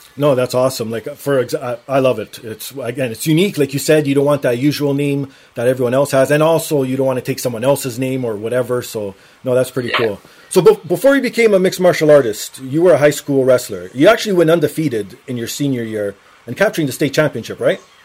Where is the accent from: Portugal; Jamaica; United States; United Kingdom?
Portugal; now in Toronto, Canada; I'm Portuguese, so I'm from Portugal